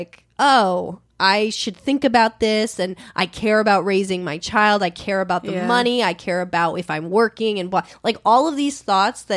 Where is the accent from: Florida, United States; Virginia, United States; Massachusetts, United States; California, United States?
California, United States; Los Angeles; born or raised there